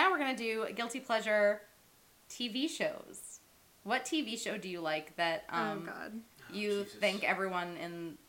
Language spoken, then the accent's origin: English; Pennsylvania, United States; I'm from Pennsylvania.